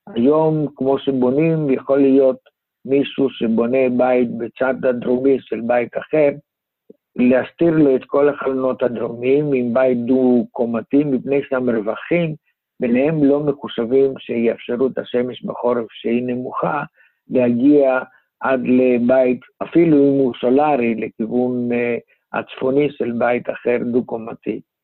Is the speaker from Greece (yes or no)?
yes; Greece; now in Israel; אני מיוון, ולמדתי שם